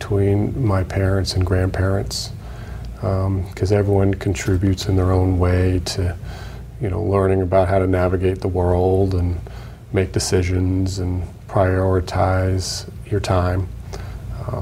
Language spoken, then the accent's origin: English; Acton, Massachusetts, United States; also born or lived in Harvard, Massachusetts; I grew up in Acton, went to Acton Boxborough